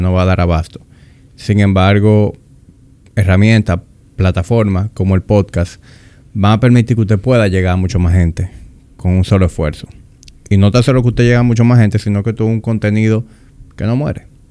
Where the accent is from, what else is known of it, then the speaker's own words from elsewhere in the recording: Dominican Republic; accent: Dominican; yo hablo muy dominicano